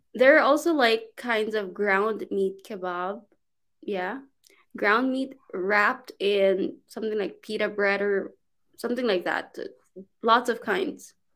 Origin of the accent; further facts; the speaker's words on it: Philippines; English is a second language; moved away as an adult; also born or lived in China; now in Turkey; I'm from the Philippines originally, but I'm currently here in Turkey.